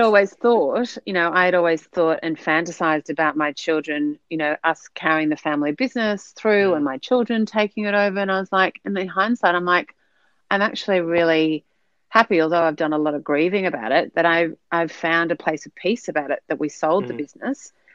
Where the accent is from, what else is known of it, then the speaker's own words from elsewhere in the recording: Sydney, New South Wales, Australia; moved away as an adult; now in New Zealand; I am an, an Aussie living in New Zealand. So hailing originally uh, from Sydney with a with a Dutch background